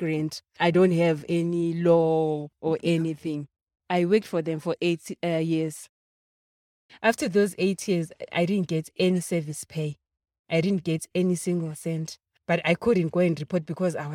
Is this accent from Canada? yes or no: no; Zimbabwe; moved away as an adult; now in Johannesburg, South Africa; I'm from Zimbabwe. I came here in 2008